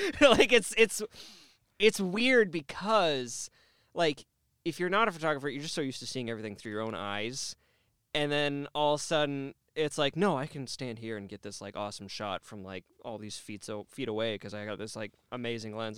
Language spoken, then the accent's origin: English; Canada; I'm Canadian